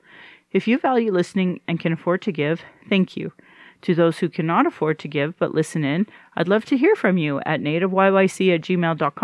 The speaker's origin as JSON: {"language": "English", "town": "Calgary", "region": "Alberta", "country": "Canada", "tie": "born or raised there", "said": "here in Calgary"}